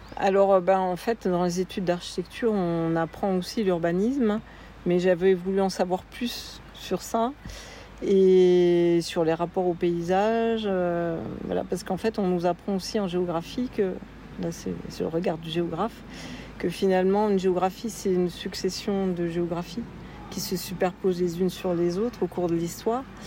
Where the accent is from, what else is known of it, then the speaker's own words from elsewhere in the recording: Tarbes, Occitania, France; je suis né à Tarbes